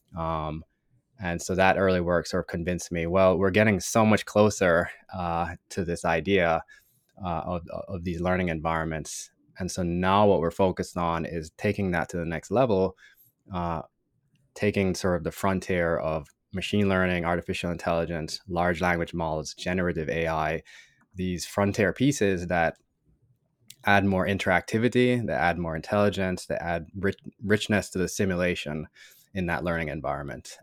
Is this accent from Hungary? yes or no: no; Jamaica; moved away as an adult; now in United States; growing up in Jamaica